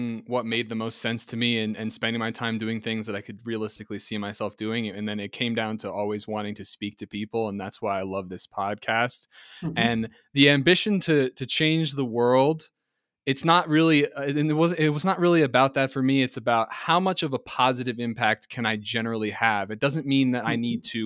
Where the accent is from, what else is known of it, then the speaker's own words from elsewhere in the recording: United States; the real responsibility of being American really dawned on me